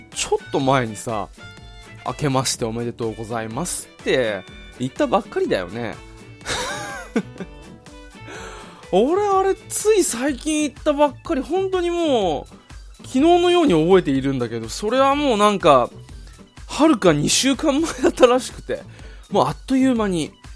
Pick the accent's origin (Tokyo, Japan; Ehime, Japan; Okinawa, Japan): Okinawa, Japan; 地元の沖縄県にある唯一の国公立